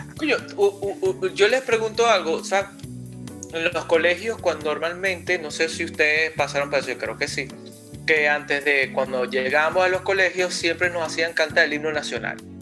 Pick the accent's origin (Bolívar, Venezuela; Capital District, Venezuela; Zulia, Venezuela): Bolívar, Venezuela; Puerto Ordaz; en Puerto Ordaz, de donde eh, originalmente soy yo, de Puerto Ordaz, Estado Bolívar, Venezuela